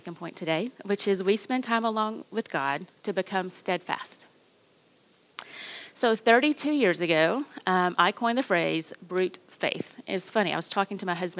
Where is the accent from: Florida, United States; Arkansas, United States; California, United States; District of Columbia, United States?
Arkansas, United States; I grew up in Arkansas